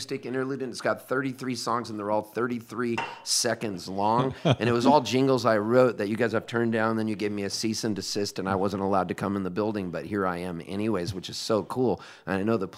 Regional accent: Halifax, Nova Scotia, Canada; moved away; I was born in Halifax

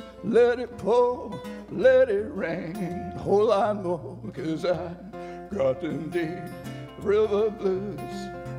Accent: Alabama, United States; You may have noticed I'm from Alabama.

